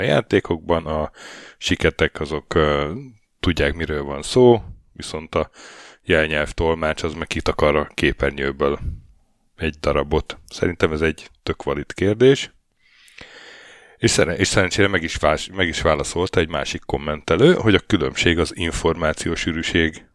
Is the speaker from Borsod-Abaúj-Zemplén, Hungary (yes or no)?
no; Sopron, Győr-Moson-Sopron, Hungary; moved away as an adult; now in Norway; Sopronban házba, ahol fölnőttem